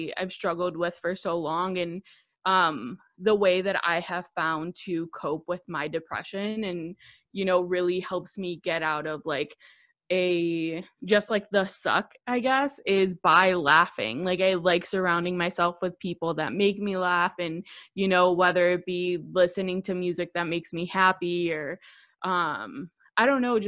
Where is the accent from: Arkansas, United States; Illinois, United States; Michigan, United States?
Illinois, United States; Chicago; I'm 24 years old. I'm from Chicago.